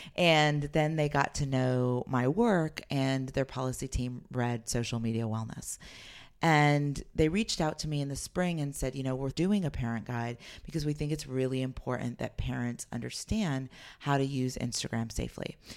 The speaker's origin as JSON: {"language": "English", "town": "Los Altos", "region": "California", "country": "United States", "tie": "born or raised there", "said": "I grew up in Los Altos, California, and moved there when I was twelve"}